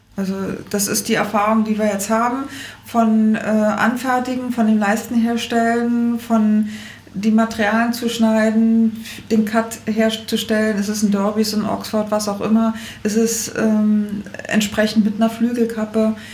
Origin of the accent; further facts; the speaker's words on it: Berlin, Germany; moved away as an adult; now in Rosenheim, Germany; Also ich bin geborene Berlinerin, Berlinerin in Charlottenburg und habe da auch gelebt, bis ich meinen Mann kennengelernt habe, bis vor ja zehneinhalb Jahren